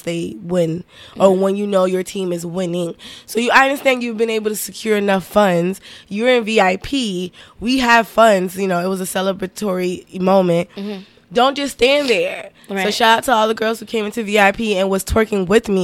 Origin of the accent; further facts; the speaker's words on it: Miami, Florida, United States; I am from Miami